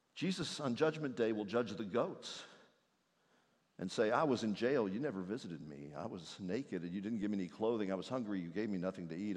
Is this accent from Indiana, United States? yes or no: yes; Indiana, United States; moved away; the one I grew up in in Indiana next to a soybean field